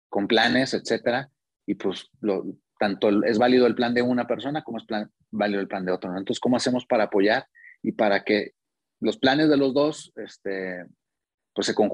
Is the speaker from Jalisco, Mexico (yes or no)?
no; Monterrey, Nuevo León, Mexico; moved away as an adult; now in Querétaro, Mexico; ahora vivimos en Querétaro desde hace, desde hace un tiempo, pero bueno, venimos de Monterrey y fue por, mi trabajo, ¿no?